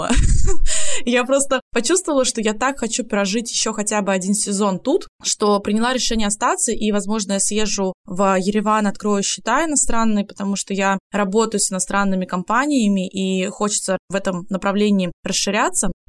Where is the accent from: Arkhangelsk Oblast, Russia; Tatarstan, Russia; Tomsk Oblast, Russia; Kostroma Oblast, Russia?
Tomsk Oblast, Russia; Tomsk; now in Moscow, Russia; Я уехала из Томска, зачем мне возвращаться обратно? Поэтому я остаюсь пока что в Москве.